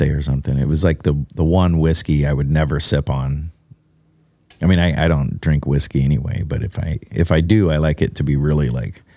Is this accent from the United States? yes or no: yes; Alaska, United States; moved away; growing up in Alaska